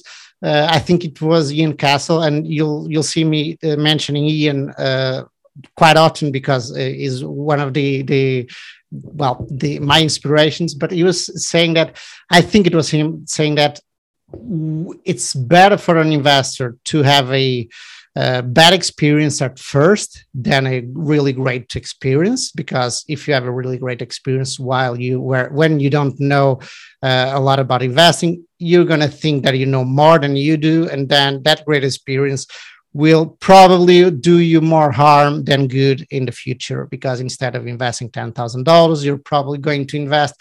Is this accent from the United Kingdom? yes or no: no; Portugal; also born or lived in Barcelona, Spain / Madrid, Spain / São Paulo, Brazil; I'm from Portugal. I live in Lisbon currently.